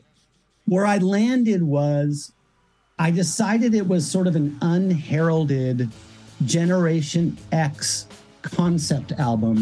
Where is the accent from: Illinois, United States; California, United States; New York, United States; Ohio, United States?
California, United States; South Bay, Southern; I grew up in the South Bay in Southern California